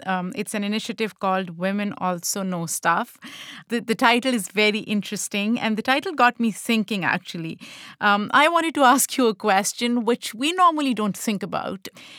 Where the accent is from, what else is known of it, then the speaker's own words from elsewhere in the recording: Pakistan; now in United States; As an immigrant, I know that when I was growing up in Pakistan, for me, I was part of a dominant group.